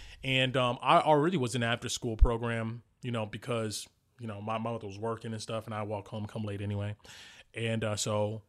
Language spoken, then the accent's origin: English; New Jersey, United States; I got into it because growing up, I grew up in New Jersey, inner city, you know, a latchkey kid.